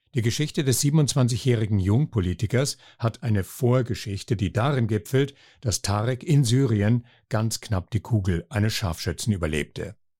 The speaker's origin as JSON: {"language": "German", "town": "Kiel", "region": "Schleswig-Holstein", "country": "Germany", "moved": "as an adult", "lives_now": "Salzburg, Austria", "said": "ich komme aus Kiel"}